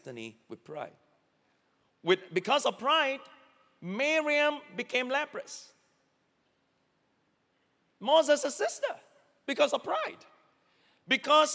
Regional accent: Singapore; as Singaporean, I can say it because I grew up here.

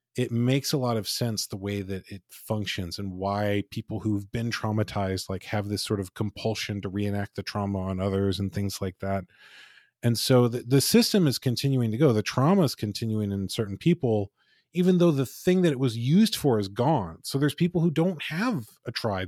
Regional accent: United States; I'm told I'm an American

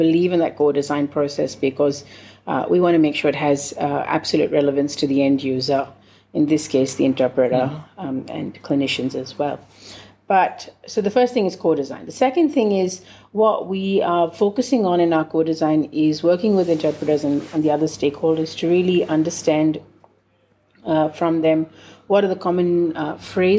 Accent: India; I'm from India, I speak Hindi

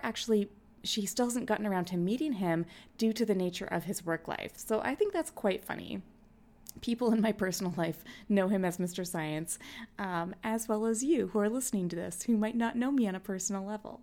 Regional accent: Canada; also born or lived in Winnipeg, Manitoba; I'm Canadian

